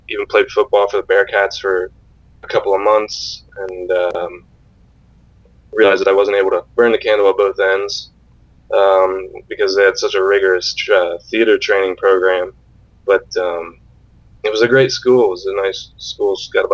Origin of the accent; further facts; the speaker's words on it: Central Ohio, United States; moved away as an adult; also born or lived in Cincinnati / New York City; Central Ohio on a thoroughbred horse farm in that's where I'm from